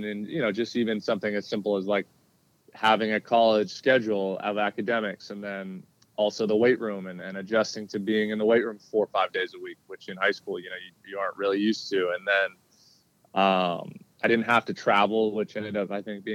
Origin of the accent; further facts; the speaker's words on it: Southern California, United States; growing up in Southern California where I was born and raised